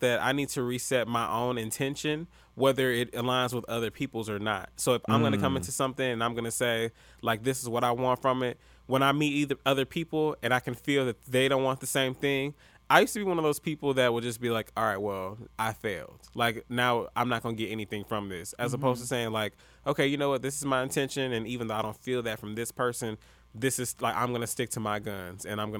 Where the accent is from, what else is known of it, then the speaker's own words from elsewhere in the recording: the South, United States; And me being a Southerner, hospitality is instilled in me.